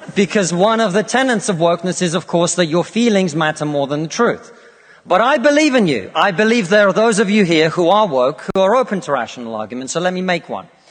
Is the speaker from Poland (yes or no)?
no; Russia; now in United Kingdom; I come from Russia, which is not a poor country